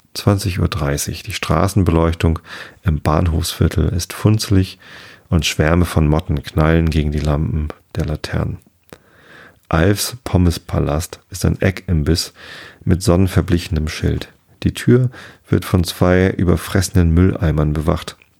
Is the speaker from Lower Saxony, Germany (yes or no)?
yes; Wistedt, Lower Saxony, Germany; mein Heimatort Wistet